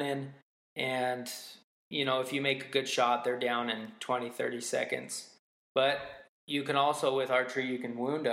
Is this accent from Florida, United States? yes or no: no; Utah, United States; I grew up in Utah